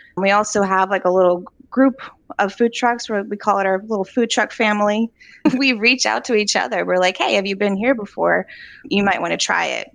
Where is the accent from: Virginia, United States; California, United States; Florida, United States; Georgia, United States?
Virginia, United States; Charlottesville; I grew up here in Charlottesville, so we're both from here